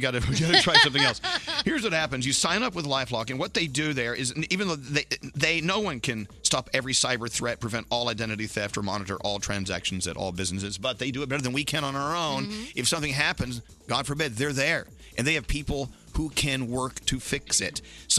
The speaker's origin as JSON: {"language": "English", "region": "the South", "country": "United States", "moved": "yes", "lives_now": "New York, United States", "said": "or as we say in the South, cussing."}